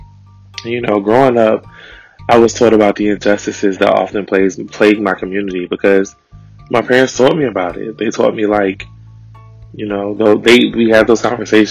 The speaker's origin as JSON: {"language": "English", "town": "Richmond", "region": "Virginia", "country": "United States", "tie": "born or raised there", "said": "growing up in Richmond"}